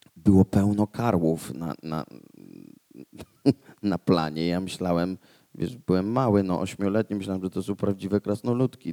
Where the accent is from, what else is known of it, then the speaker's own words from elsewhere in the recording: Łódź, Łódź Voivodeship, Poland; Ja jestem z Łodzi